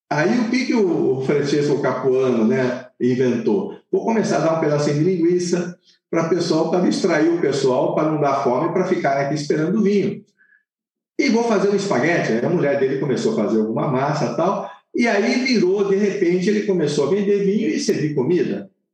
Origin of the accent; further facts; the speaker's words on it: Southern Italy, Italy; now in Brazil; eu sou do sul da Itália, eu conheço muito bem o sul da Itália